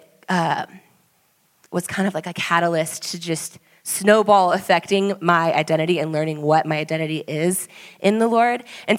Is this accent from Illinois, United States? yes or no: no; Austin, Texas, United States; moved away as an adult; my husband Swayze and I, we moved here just over a year ago. We are from Austin, Texas.